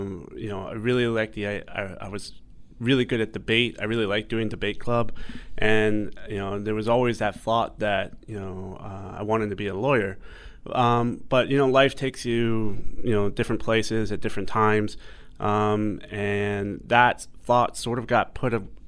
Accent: New York, United States; moved away as an adult; now in Hong Kong; I'm technically from the U.S. I was born in New York, in Flushing, Queens, as most Asian Americans are born on the East Coast, and grew up most of my life in the U.S., but then about half my life here in Hong Kong

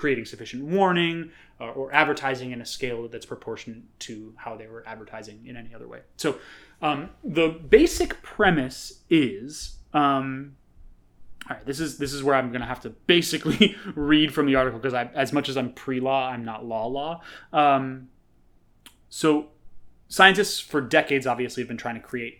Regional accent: New York City, New York, United States; as a New Yorker

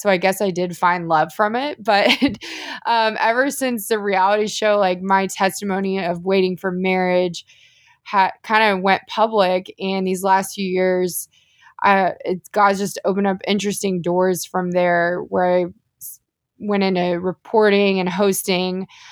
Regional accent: The Woodlands, Texas, United States; also born or lived in Austin, Texas; I'm actually from the Houston area

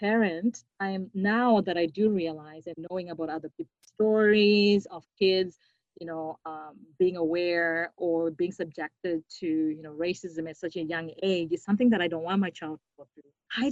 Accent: Zimbabwe; moved away as an adult; now in Winnipeg, Canada; I grew up in Zimbabwe with people that look like me

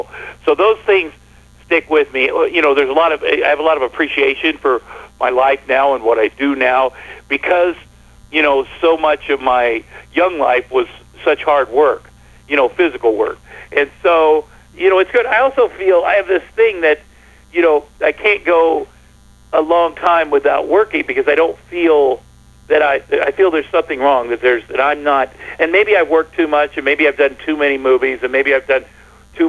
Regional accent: Ottumwa, Iowa, United States; moved away as an adult; growing up in Ottumwa, Iowa, where everything is farm-related

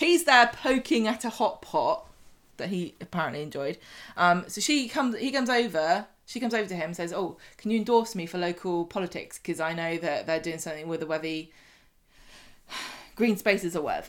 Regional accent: southern England, United Kingdom; I'm from the South

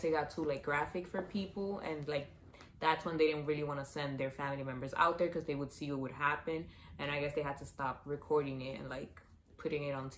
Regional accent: New York City, New York, United States; we're from the Bronx.

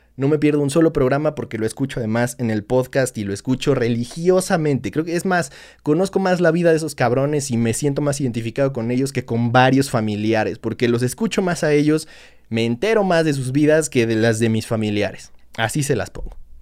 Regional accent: Mexico; somos como somos los mexicanos

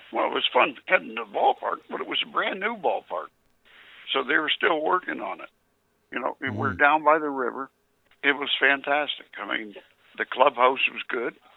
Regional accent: Canada; I'm a Canadian

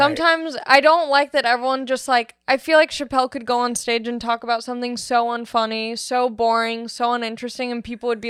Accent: Long Beach, California, United States; No, I'm from Long Beach.

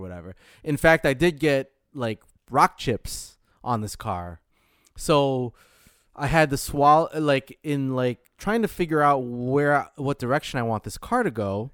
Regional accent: Michigan, United States; moved away; I'm from Michigan

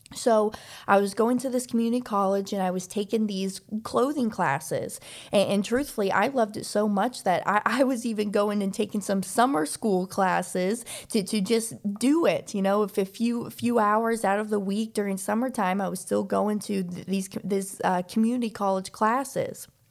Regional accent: Olathe, Kansas, United States; moved away as an adult; also born or lived in Overland Park, Kansas; now in Florida, United States; I was raised in the Kansas City area. So, I, I, I was in, uh, high school in, in a town called Olathe.

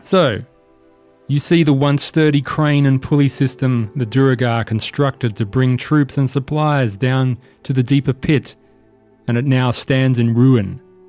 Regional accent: Australia; We're Australian.

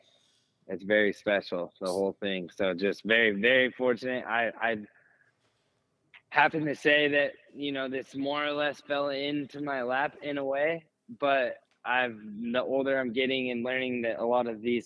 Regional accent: California, United States; growing up in California, we have Beaumont, Ritchie Canyon

